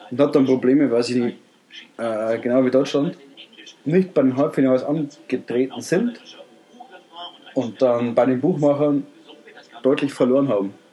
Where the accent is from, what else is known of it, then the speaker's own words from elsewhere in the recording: Austria; Ich bin Österreicher.